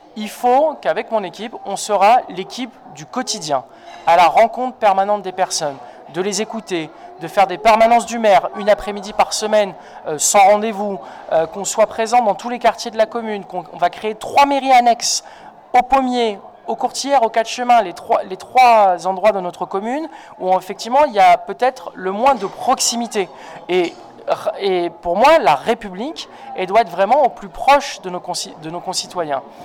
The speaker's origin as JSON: {"language": "French", "town": "La Courneuve", "region": "Île-de-France", "country": "France", "tie": "born or raised there", "lives_now": "Pantin, France", "said": "j'ai grandi à la Courneuve dans une cité HLM où sont toujours mes parents"}